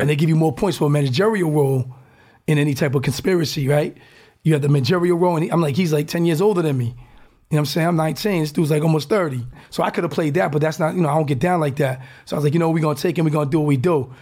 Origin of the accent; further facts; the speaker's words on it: Newport, Rhode Island, United States; moved away as an adult; now in Silicon Valley, United States; I was the first from Newport, Rhode Island, one of the first in, in Rhode Island.